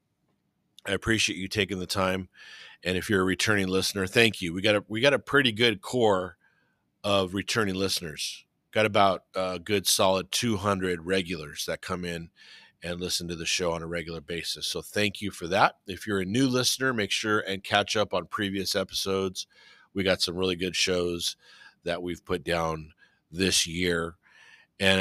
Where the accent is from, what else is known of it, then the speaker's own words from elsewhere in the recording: Whittier, California, United States; I grew up in Whittier